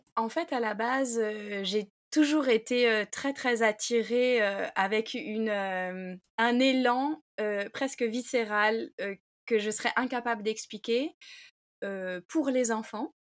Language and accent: French; Saint-Malo, Brittany, France; je suis malouine, donc je suis née à Saint-Malo, j'ai grandi à Saint-Malo